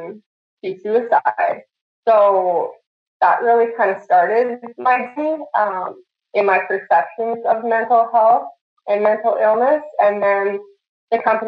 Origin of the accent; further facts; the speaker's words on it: Saskatoon, Saskatchewan, Canada; I grew up in Saskatoon, Saskatchewan.